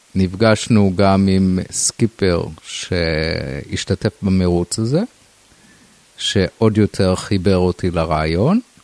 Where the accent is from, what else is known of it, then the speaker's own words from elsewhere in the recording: Rosh HaNikra, Northern District, Israel; בילדותי גדלתי בקיבוץ ראש הנקרא